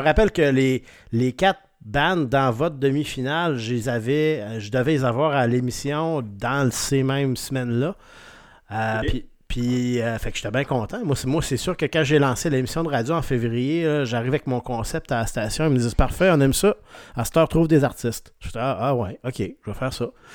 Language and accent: French; Rimouski, Quebec, Canada; now in Quebec City, Canada; je viens de, la région de Rimouski